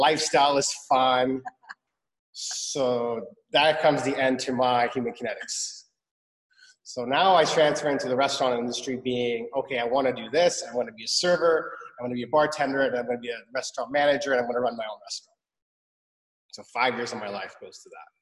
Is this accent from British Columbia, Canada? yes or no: yes; Vancouver, British Columbia, Canada; also born or lived in Iran / Montreal; So I was five. We moved. We lived in Montreal for 2 years. Then we moved to Vancouver, and I've been here ever since